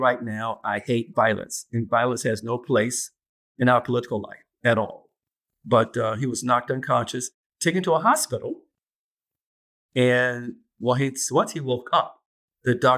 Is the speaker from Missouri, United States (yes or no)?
no; South Carolina, United States; moved away as an adult; I was born and raised in South Carolina, and I practiced law there first for about 6 years before I moved up here.